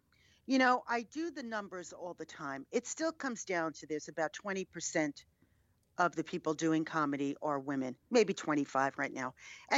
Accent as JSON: {"language": "English", "region": "New York", "country": "United States", "tie": "born or raised there", "said": "I'm a New Yorker, yes."}